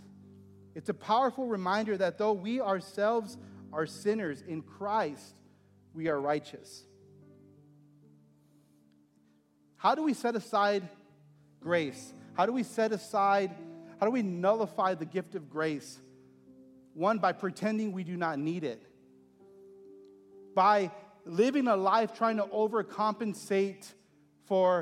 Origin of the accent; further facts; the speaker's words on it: Texas, United States; moved away; my hometown in Texas